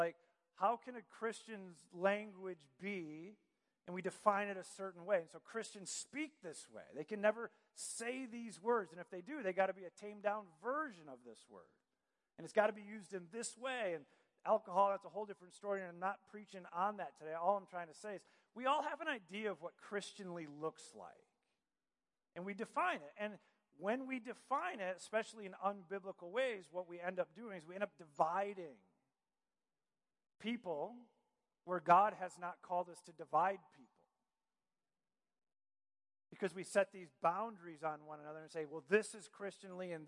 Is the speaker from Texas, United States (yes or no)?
no; Michigan, United States; moved away; also born or lived in Virginia Beach; I grew up in Michigan